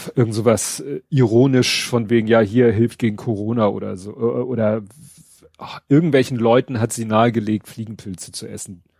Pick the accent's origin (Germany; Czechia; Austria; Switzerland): Germany; Steilshoop, Hamburg; ich bin ja in Stalzhoop aufgewachsen. Das ist ja auch eine Riesenhochhaussiedlung.